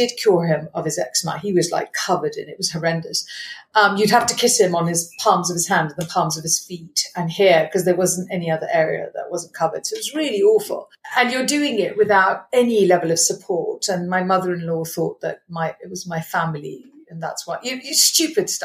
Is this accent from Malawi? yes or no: yes; Malawi; moved away; I grew up in Malawi, very wealthy Indian family